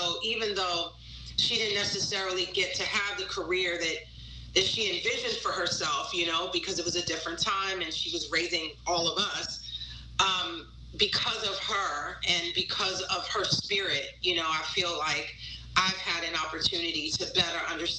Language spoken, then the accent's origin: English; New York, United States; but, you know, as a New Yorker, I love New York, and I never saw myself leaving New York.